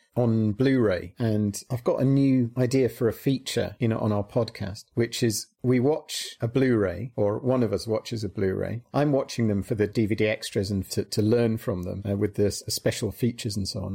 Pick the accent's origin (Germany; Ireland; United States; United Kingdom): United Kingdom; we're British